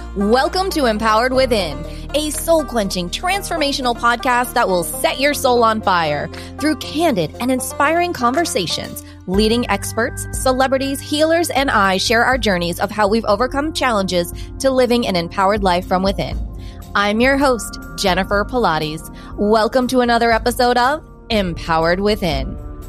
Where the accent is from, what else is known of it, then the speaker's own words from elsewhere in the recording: New England, United States; also born or lived in Baltimore, Maryland; I grew up in New England